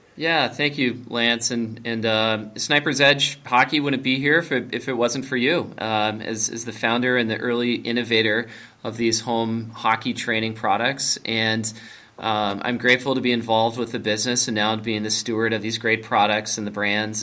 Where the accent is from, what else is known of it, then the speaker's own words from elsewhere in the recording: Minnesota, United States; I grew up in Minnesota. I went to Wayzata High School.